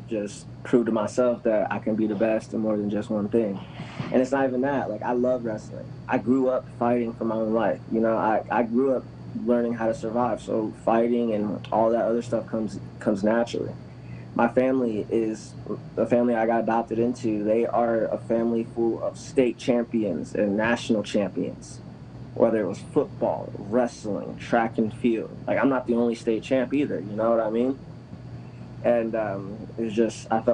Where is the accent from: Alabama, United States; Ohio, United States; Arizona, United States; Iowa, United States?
Ohio, United States; Massillon; also born or lived in Canton, Ohio; now in San Diego, United States; I grew up in Massillon and Canton